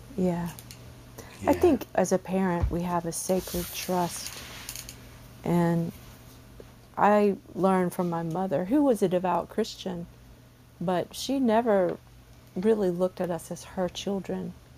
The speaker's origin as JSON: {"language": "English", "region": "the South", "country": "United States", "said": "I'm from the South"}